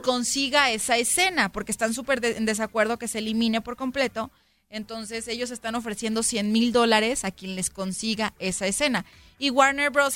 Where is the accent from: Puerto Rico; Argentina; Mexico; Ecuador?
Mexico; Aquí somos mexicanos.